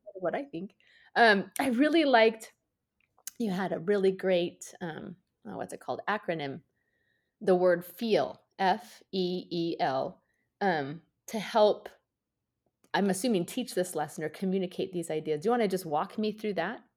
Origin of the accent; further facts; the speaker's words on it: outside Seattle, Washington, United States; I grew up outside Seattle